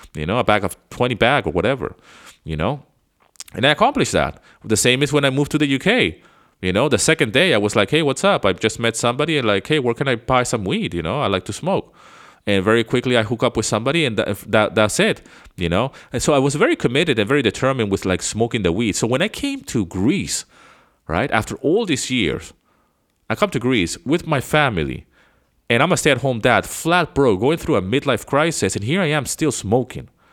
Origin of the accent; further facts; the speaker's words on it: Venezuela; moved away as an adult; now in United States; I grew up in Venezuela